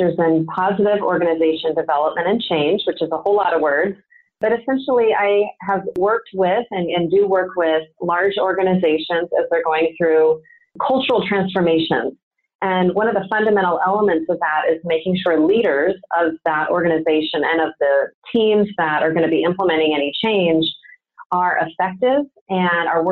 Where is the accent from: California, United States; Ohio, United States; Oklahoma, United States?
California, United States; Orange County; now in San Diego, United States; my hometown in Orange County